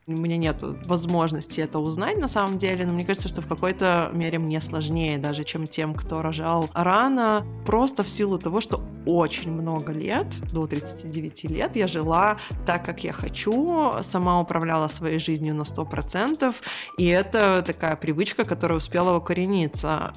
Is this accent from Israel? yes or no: yes; Israel; moved away; Я выросла в Израиле